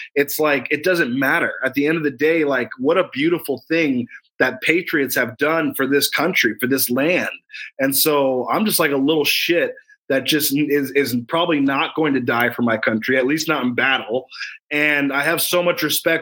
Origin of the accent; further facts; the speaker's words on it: United States; I love being an American. I love America